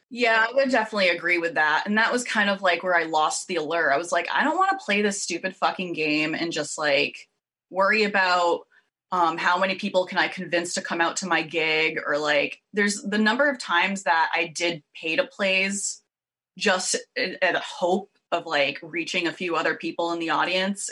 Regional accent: Worcester, Massachusetts, United States; moved away as an adult; also born or lived in Providence, Rhode Island / Los Angeles / Boston; I grew up just outside Worcester, Massachusetts

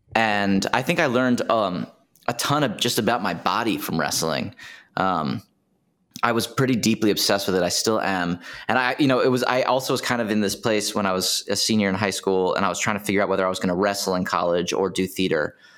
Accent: Washington, District of Columbia, United States; I'm from D C, Washington, D C

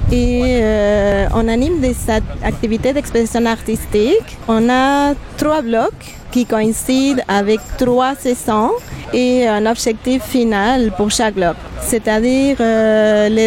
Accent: Buenos Aires, Argentina; moved away as an adult; Et je suis originaire de l'Argentine, de Buenos Aires, et euh, je suis psychologue de formation.

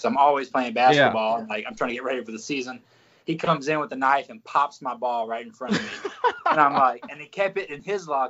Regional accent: Mississippi, United States; I grew up in Mississippi. I claim Memphis because I live about 5 minutes from the state line of Mississippi, Tennessee

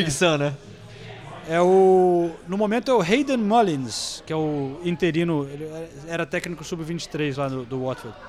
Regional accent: Brazil; a gente é brasileiro

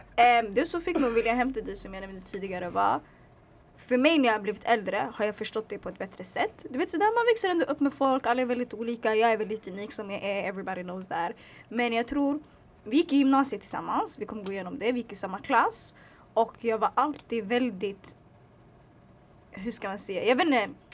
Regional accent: Sweden; also born or lived in Bredäng; jag är född i Sverige

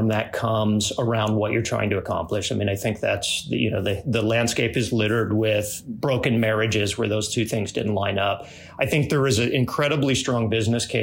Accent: Cocoa Beach, Florida, United States; moved away as an adult; also born or lived in Salt Lake City, Utah; I grew up in Cocoa Beach, Florida

